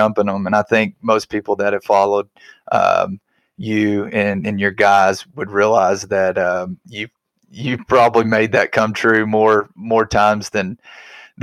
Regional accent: Arkansas, United States; I grew up in Arkansas

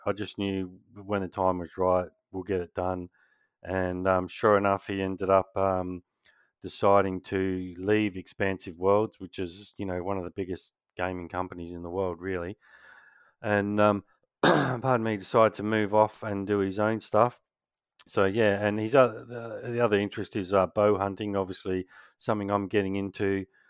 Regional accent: Australia; being a Kiwi, obviously, um, Australian

